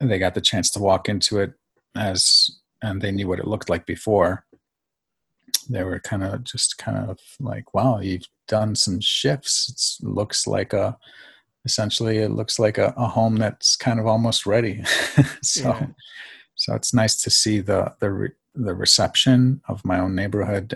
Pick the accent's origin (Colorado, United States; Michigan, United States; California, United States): Michigan, United States; Farmington Hills; also born or lived in New York / Greece / Southfield, Michigan; I was born in New York and then I was raised in Greece until about the age of 7. And then my father actually followed his best friend back to the Detroit, and I ended up residing in the suburbs about 15 minutes outside of Detroit in Farmington Hills